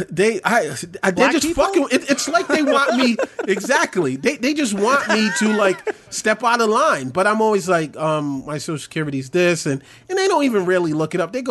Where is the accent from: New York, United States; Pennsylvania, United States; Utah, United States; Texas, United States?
New York, United States; New York City; I grew up in New York. Brooklyn.